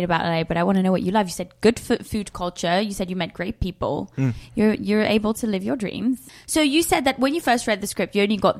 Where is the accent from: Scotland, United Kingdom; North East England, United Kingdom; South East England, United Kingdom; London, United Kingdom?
London, United Kingdom; I'm from London. I don't fucking miss rain.